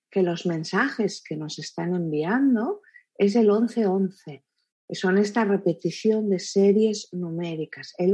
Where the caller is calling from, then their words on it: Paso Grande, Guanajuato, Mexico; soy de Paso Grande, Guanajuato, México